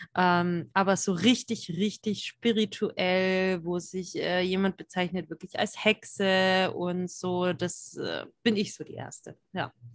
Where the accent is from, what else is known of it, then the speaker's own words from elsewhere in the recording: Franconia, Bavaria, Germany; ich komme ja aus dem Frankenland hier, also ich bin Fränkin